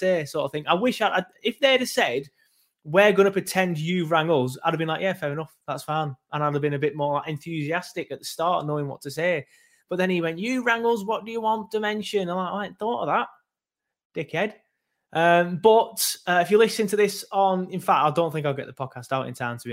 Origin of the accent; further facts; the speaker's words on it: Lancashire, North West England, United Kingdom; I'm from Lancashire.